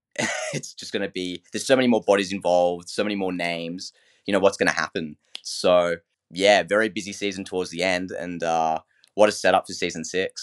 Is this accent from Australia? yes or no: yes; Australia; being a fellow Aussie